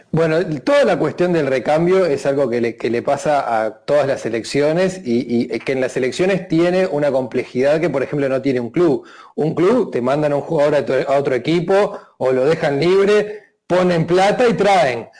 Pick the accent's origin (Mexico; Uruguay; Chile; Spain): Uruguay; como uruguayo te lo tengo que preguntar